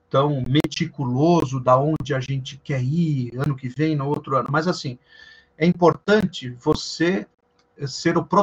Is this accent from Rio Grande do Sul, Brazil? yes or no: yes; Passo Fundo, Rio Grande do Sul, Brazil; now in São Paulo, Brazil; eu sou gaúcho de Passo Fundo, no Rio Grande do Sul. Olha só. E moro em São Paulo já há mais de 23 anos, então por isso que o sotaque não é tão, tão acentuado assim.